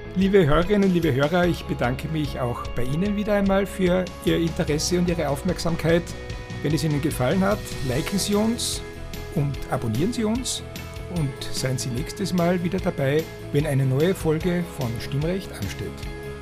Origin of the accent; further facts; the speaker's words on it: Styria, Austria; bei uns in der Steiermark sagt man Nudelwolker